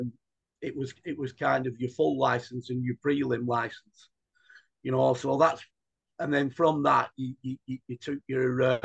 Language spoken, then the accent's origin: English; Rossendale, North West England, United Kingdom; I was brought up on the Steggles estate, just across the road, from a young boy